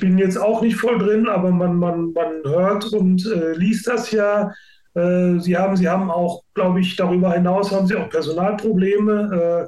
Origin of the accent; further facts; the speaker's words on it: Gelsenkirchen, North Rhine-Westphalia, Germany; ich bin in Gelsenkirchen geboren